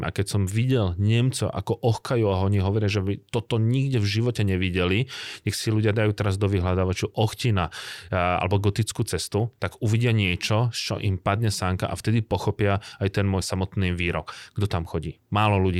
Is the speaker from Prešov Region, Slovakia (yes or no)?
no; Bratislava, Bratislava Region, Slovakia; also born or lived in Ostrava, Czech Republic; Ja som z Bratislavy